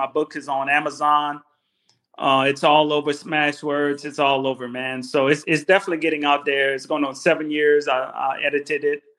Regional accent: near Lafayette, South Louisiana, United States; I'm from Louisiana, Generate, Louisiana, in South Louisiana. It's called the good country and Cajun country. That's what is better yet known, near Lafayette

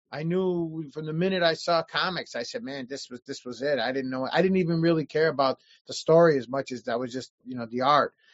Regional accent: Chicago, Illinois, United States; Chicago, North Chicago, Side. Chicago. Straight up. Chicago, always, yeah. Yeah, always born and raised. Yeah, still here now.

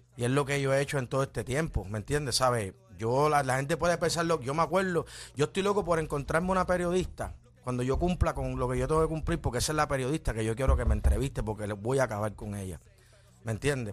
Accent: Ponce, Puerto Rico; me crié en Lirio del Sur en Ponce

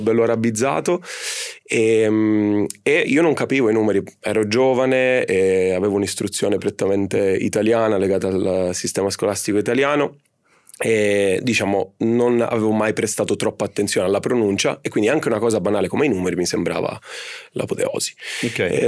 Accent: Cefalù, Sicily, Italy; Siciliano, sono Siciliano. di Cefalù, mamma e papà siciliani

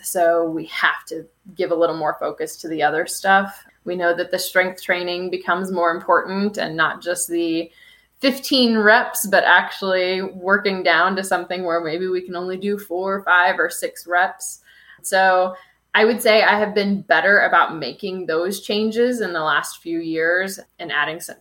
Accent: Kansas City, Missouri, United States; also born or lived in Florida; now in Denver, United States; Originally from Kansas City, but Missouri

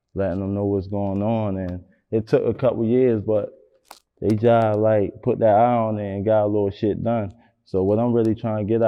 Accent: Baltimore, Maryland, United States; I'm from East Baltimore all day

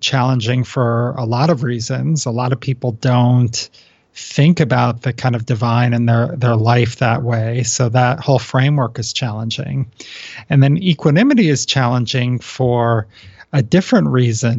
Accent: East Coast, United States; now in West Coast, United States; I grew up on the East Coast

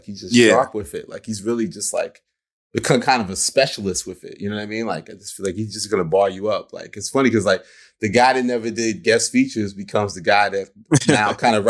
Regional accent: Queens, New York, United States; We're Capricorns, we're from Queens. This is January. It's our season.

